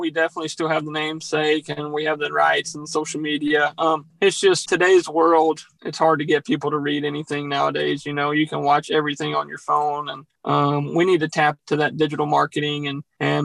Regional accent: Louisiana, United States; also born or lived in Texas; growing up in Louisiana

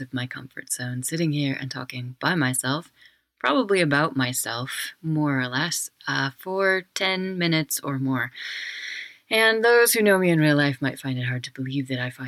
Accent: Wyoming, United States; I'm from Wyoming, and my family were pioneers there.

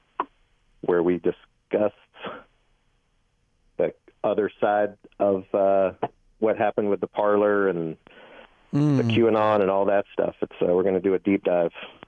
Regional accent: Arkansas, United States; now in New York, United States; I'm from Arkansas

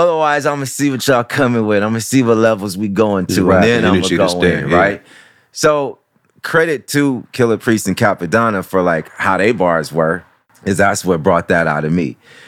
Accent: Midwest, United States; I don't know what side I'm on. I'm from the Midwest.

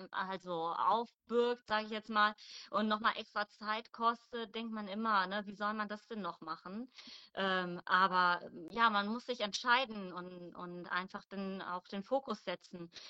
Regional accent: Mönchengladbach, North Rhine-Westphalia, Germany; ich komme aus Mönchengladbach.

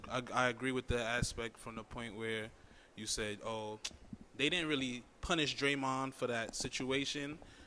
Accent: Queens, New York, United States; I'm from like the Rochdale area by like Guy Brewer.

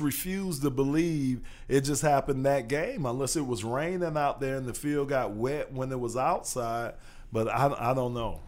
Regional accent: Miami, Florida, United States; also born or lived in Arizona; I'm from Miami

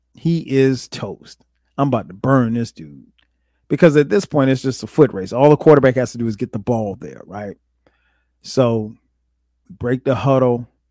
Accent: Florence, South Carolina, United States; I grew up in Florence, South Carolina.

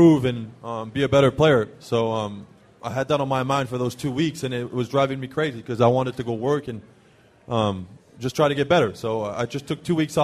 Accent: Montreal, Quebec, Canada; first language French; English is a second language; moved away as an adult; also born or lived in Auburn, Alabama; I speak French back home

